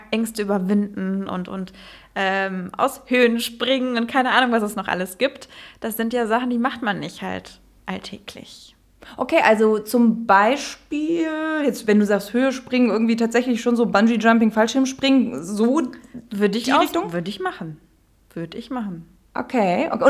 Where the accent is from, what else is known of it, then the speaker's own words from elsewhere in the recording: Netherlands; now in Germany; mittlerweile vielleicht so ein bisschen Deutschland, weil ich halt auch da wohne und, äh, aber ich bin aufgewachsen in Holland und ich bin in, in Holland zur Schule gegangen. Ich hatte nie richtig Deutschunterricht